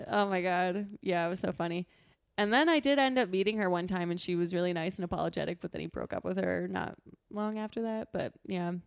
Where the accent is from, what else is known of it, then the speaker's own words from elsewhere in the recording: Pennsylvania, United States; we're from Pennsylvania